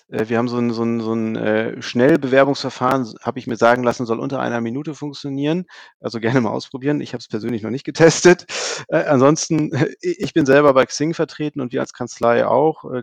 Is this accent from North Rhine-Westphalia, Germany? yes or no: no; Hamburg, Germany; Also ich komme selber aus dem Süden von Hamburg, äh, wohne Richtung Lüneburg